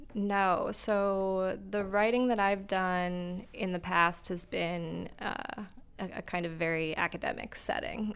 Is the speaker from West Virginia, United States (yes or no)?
no; New York, United States; also born or lived in San Antonio, Texas; now in Akron, United States; I grew up in New York